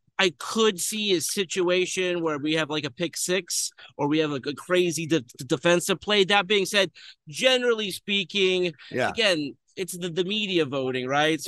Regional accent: Los Angeles, California, United States; I'm from Los Angeles

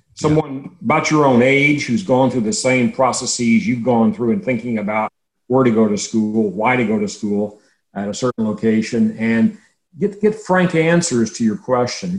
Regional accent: Navasota, Texas, United States; also born or lived in Hearne, Texas; I grew up about 25 miles south of where I'm sitting right now, a small town named Navasota

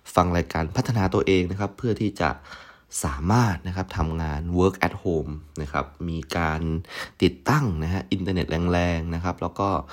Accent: provincial Thailand, Thailand

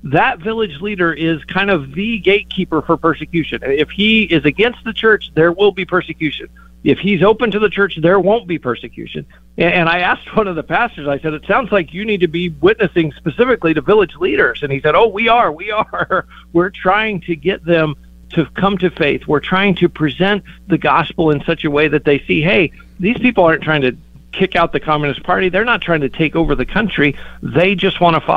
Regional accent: United States; we as American Christians

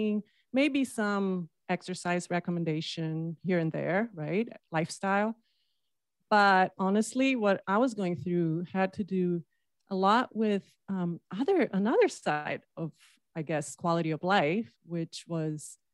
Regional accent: Brazil; moved away as an adult; now in United States; I'm from Brazil, from the coast side.

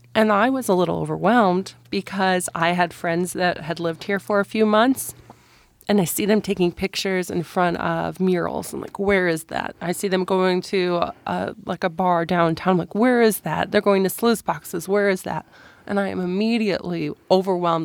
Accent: Midwest, United States; moved away as an adult; now in Montana, United States; I grew up in the Midwest.

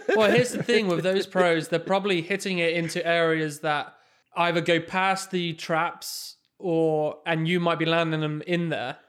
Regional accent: England, United Kingdom; moved away; the same course that I grew up on in England, Heather Tights

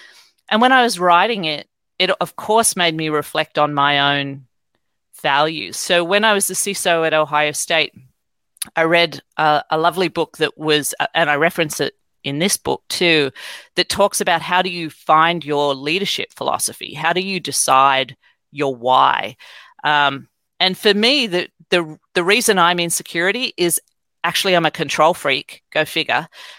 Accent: Australia; moved away; I could talk about my own story about growing up in Australia and coming over here and having to feed Windows 95 disks into computers in the 90s.

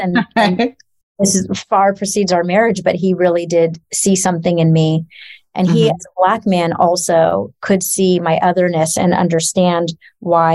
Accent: Los Angeles, California, United States; I grew up in Los Angeles

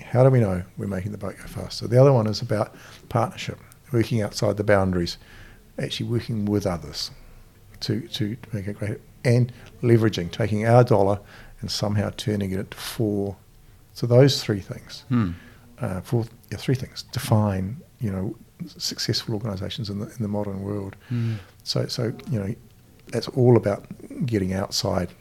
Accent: Napier, Hawke's Bay, New Zealand; also born or lived in Gisborne; I was born in Gisborne, but grew up in Hawke's Bay on a piece of quarter acre piece of dirt just on the edge of Napier

